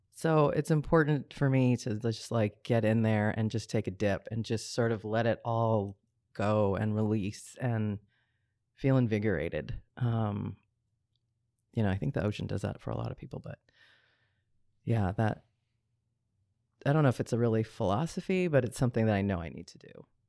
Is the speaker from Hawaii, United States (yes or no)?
yes; Hawaii, United States; also born or lived in Rome, Italy / Boulder, Colorado; growing up in Hawaii, there's so many of us that have that strong connection to the water